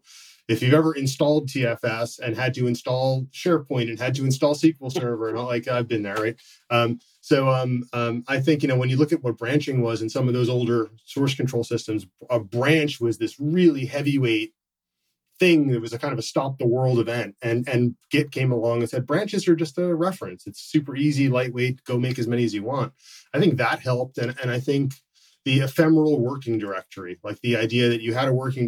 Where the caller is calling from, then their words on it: Issaquah, Washington, United States; I'm calling in from just outside Seattle in Issaquah, Washington.